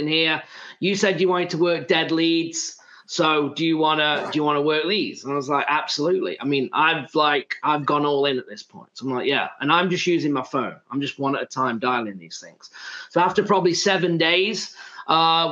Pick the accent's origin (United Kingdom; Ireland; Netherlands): United Kingdom; England; now in United States; I'm from England